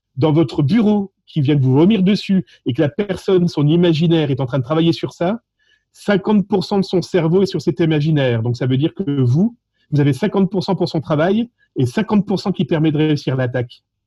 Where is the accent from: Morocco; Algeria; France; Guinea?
France; accent: French (France); mon accent français